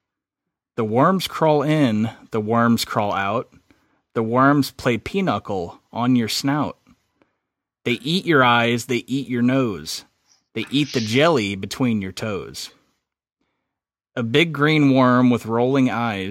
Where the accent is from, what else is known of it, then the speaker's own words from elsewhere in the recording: Southern Illinois, United States; moved away; whenever I lived and grew up where I grew up in Southern Illinois